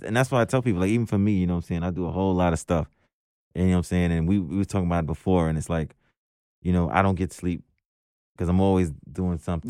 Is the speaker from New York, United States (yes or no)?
yes; New York City, New York, United States; also born or lived in Jersey City, New Jersey; I'm from Brooklyn